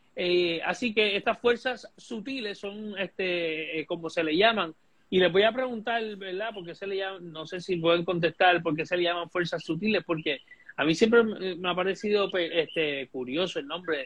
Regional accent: Puerto Rico; nosotros como puertorriqueños

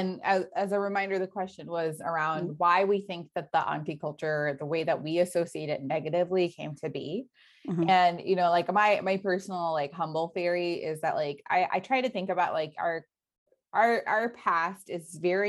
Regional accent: United States; growing up in the States

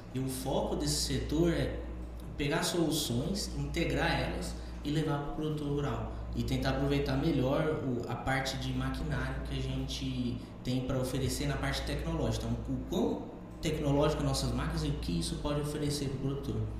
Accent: Rondônia, Brazil; moved away as an adult; also born or lived in Ribeirão Preto, São Paulo / Botucatu, São Paulo; now in Lucas do Rio Verde, Brazil; eu nasci no interior de São Paulo, sou de Ribeirão Preto, mas fui criado em Rondônia

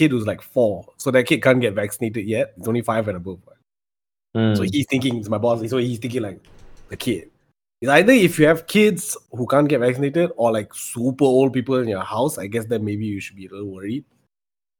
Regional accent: Johor Bahru, Johor, Malaysia; moved away as an adult; also born or lived in Selangor; now in Kuala Lumpur, Malaysia; my address on my IC is my old house address in JB

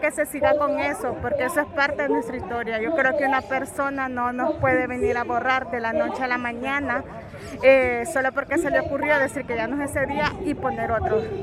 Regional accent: El Salvador; como salvadoreña

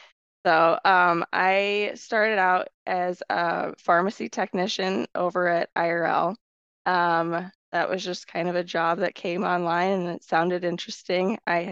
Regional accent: Washington, Iowa, United States; also born or lived in Waterloo, Iowa / Cedar Falls, Iowa / Coralville, Iowa; born and raised Iowa.

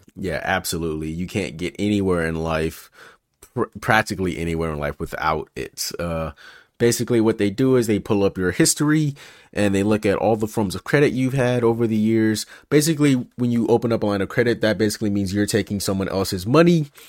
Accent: Memphis, Tennessee, United States; now in California, United States; it was me, my mom, and my sister growing up in Memphis

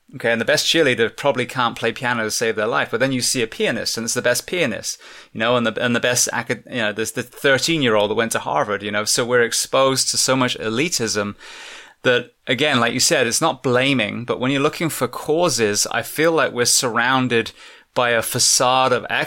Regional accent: England, United Kingdom; now in United States; I'm English originally

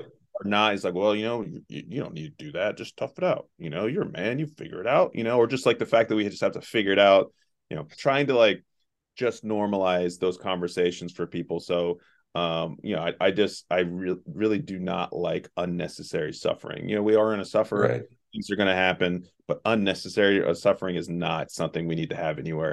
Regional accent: Southeast Ohio, United States; also born or lived in Chicago, Illinois; I grew up here in Southeast Ohio.

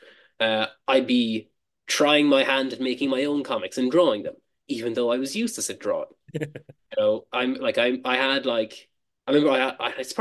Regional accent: Cork, Munster, Ireland; moved away as an adult; now in Dublin, Ireland; I moved from my home town of Cork to Dublin

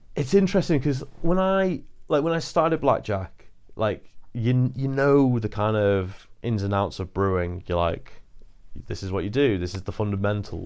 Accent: Chester, North West England, United Kingdom; now in Bradford, United Kingdom; Chester. I live in Bradford now

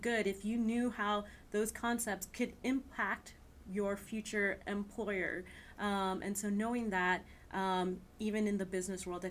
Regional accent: New Orleans, Louisiana, United States; now in Houston, United States; I'm from New Orleans. I was there my childhood

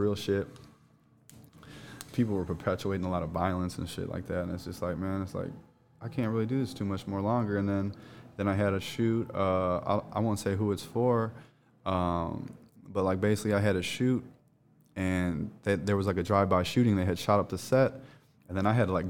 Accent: Chicago, Illinois, United States; moved away as an adult; also born or lived in Hollywood; now in Los Angeles, United States; I was born and raised in Chicago

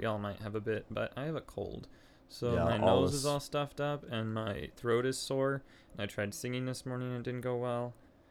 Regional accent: Scotland, United Kingdom; I'm Scottish

